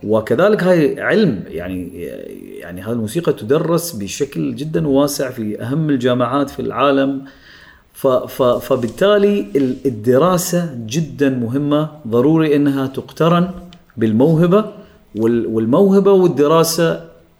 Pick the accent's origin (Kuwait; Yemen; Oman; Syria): Oman; من عمان انا الوحيد اللي كنت موجود